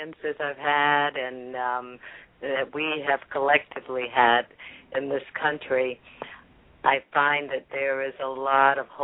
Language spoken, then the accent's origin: English; Jacksonville, Florida, United States; growing up in North Florida in Jacksonville